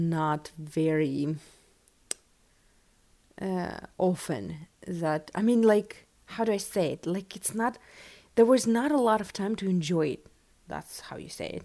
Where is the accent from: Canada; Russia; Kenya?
Russia; West Siberia; English is a second language; moved away; I am from Siberia, West Siberia